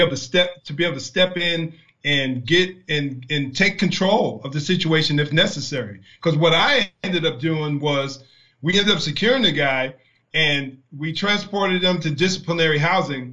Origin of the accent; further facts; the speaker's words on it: New Jersey, United States; I'm from New Jersey